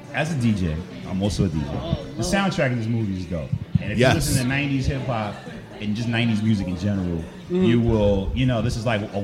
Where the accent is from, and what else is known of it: New York, United States; born or raised there; also born or lived in New Jersey